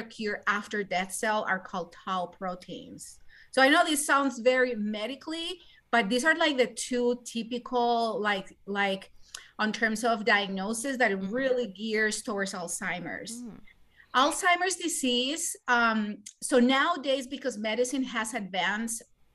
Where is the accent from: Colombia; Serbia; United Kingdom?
Colombia; moved away as an adult; now in United States; I am originally from Colombia and South America. I did med school there and then I came here to the United States